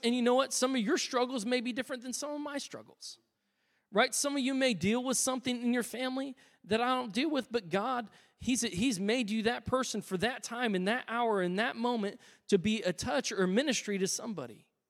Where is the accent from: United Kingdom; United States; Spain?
United States; I'm an American